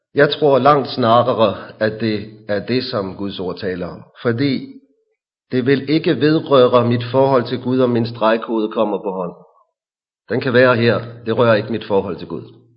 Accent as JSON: {"language": "Danish", "town": "Hillerød", "region": "Capital Region of Denmark", "country": "Denmark", "said": "I vores forsamling i Hillerød, hvor jeg kommer fra"}